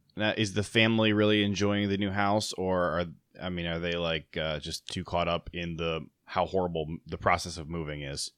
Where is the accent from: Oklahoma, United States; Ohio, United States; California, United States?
Ohio, United States; I grew up in Ohio